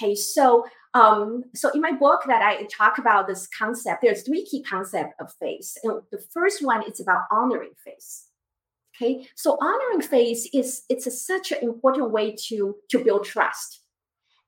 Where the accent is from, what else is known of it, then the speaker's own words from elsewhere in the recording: Taiwan; moved away; I grew up in Taiwan.